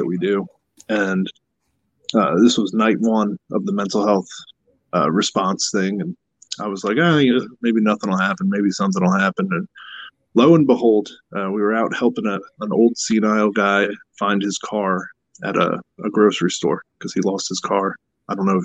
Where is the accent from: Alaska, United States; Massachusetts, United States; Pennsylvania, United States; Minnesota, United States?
Pennsylvania, United States; we're from Pennsylvania